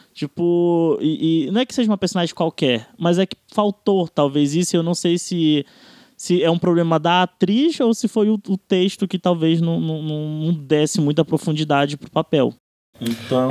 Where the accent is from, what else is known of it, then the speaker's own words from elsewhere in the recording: Amapá, Brazil; eu, por exemplo, que venho do Amapá